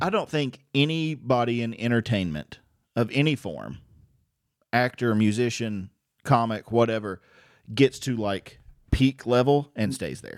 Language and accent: English; Virginia, United States; we're from Virginia